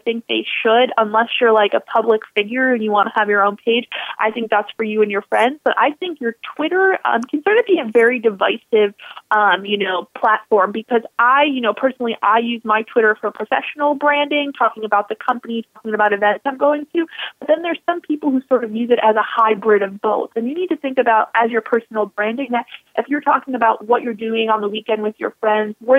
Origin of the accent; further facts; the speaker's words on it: Buffalo, New York, United States; growing up in Buffalo